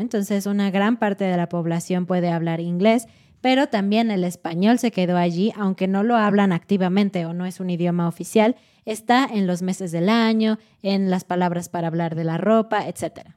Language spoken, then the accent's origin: Spanish; Mexico